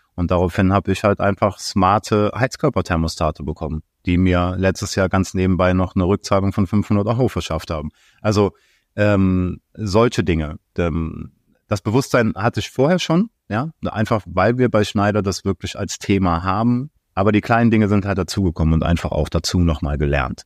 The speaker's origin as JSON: {"language": "German", "town": "Aachen", "region": "North Rhine-Westphalia", "country": "Germany", "said": "ich komme aus Aachen"}